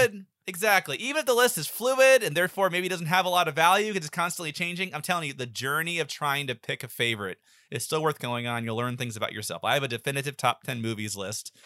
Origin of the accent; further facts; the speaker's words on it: the South, United States; I grew up in the South my whole life